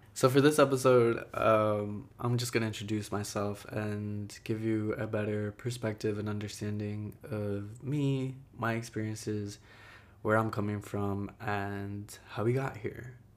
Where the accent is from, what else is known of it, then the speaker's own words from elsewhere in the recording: Jersey City, New Jersey, United States; also born or lived in Ecuador; I was born in Ecuador. I came here when I was three. My mom is Guatemalan. My dad is Ecuadorian. I grew up in Jersey City